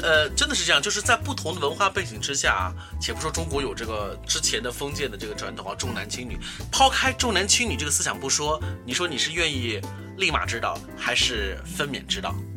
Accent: China; 这是我们中国人最幸福的

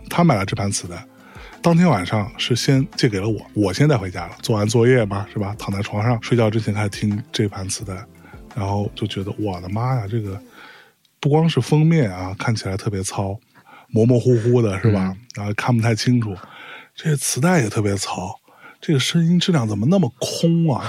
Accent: Lianyungang, Jiangsu, China; moved away; also born or lived in Beijing; 我成长的那个小城市是林荫港

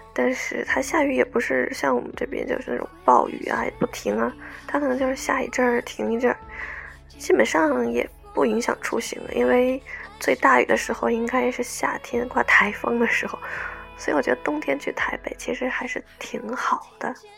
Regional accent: China; 我们大陆这边年年翻修啊，然后拆迁

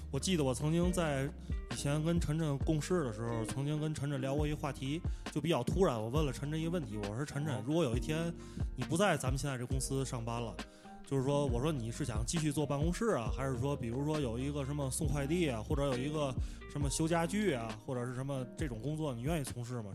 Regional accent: Tianjin, China; moved away as an adult; now in Dali, China; 我是天津人

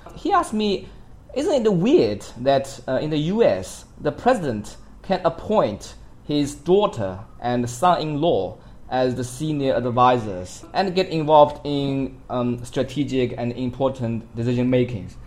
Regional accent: China; myself as a Chinese

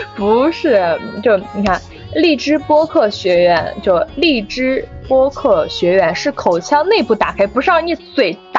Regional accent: Henan, China; accent: Henan dialect; first language Henan dialect; 我在家是不说普通话的，我在家一直说，我是河南人嘛，我一直说河南话的

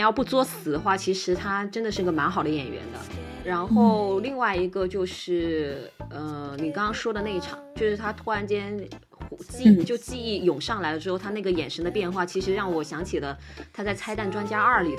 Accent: China; 毕竟是日本的那种演戏方式，所以其实对我们中国人来讲的话，你会觉得他，他就是在人物里头，他在演戏。

